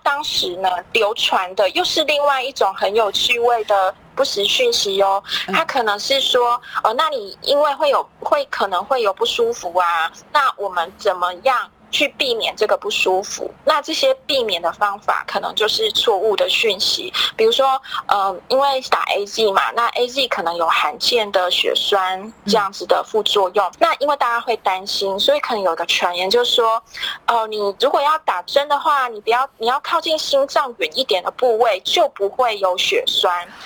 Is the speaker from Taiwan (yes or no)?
yes; Taiwan; 台湾其实我们很自豪的